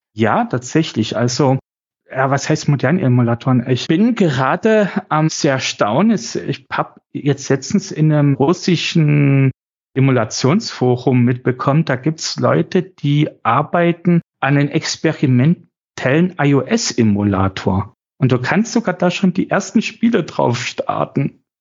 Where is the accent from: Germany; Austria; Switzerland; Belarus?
Germany; Chemnitz, Saxony; ich bin in Chemnitz aufgewachsen